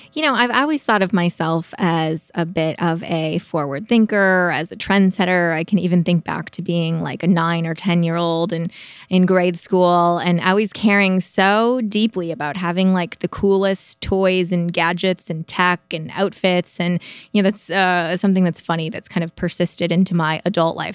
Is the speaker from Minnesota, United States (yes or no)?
yes; Midwest, suburbs of Minneapolis, Minnesota, United States; moved away as an adult; also born or lived in Notre Dame, Indiana; now in San Francisco Bay Area, United States; I am a Midwesterner by background